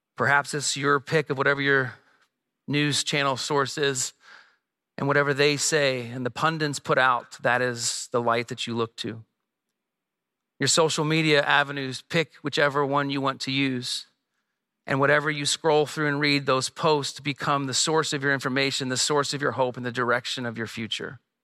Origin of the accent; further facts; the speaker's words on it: Midwest, United States; moved away as an adult; also born or lived in Bloomington-Normal, Illinois; now in San Diego, United States; we grew up here in the Midwest, uh, but twelve years ago, moved to San Diego.